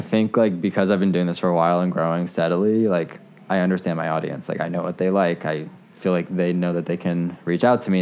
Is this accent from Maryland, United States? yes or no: yes; Potomac, Maryland, United States; I grew up in Potomac, so like 20 minutes away